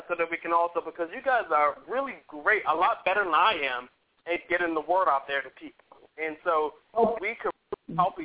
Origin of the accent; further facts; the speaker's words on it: Maryland, United States; moved away as an adult; now in Atlanta, United States; my home state of Maryland